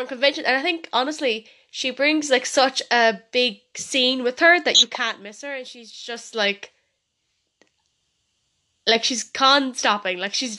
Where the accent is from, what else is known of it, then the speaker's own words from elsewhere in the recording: Ireland; she's a UK furry and I'm from Ireland